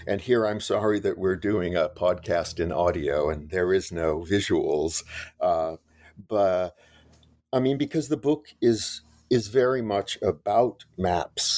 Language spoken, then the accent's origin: English; Los Angeles, California, United States; I grew up in West Los Angeles